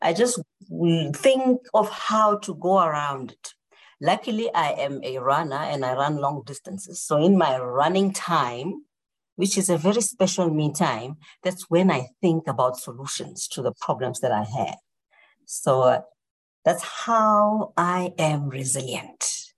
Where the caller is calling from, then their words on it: South Africa; I'm calling in from South Africa, so it's nighttime.